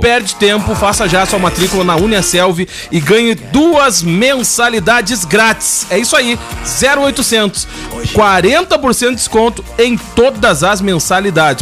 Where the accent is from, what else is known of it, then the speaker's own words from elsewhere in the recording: Rio Grande do Sul, Brazil; eu vou falar como, como gaúcho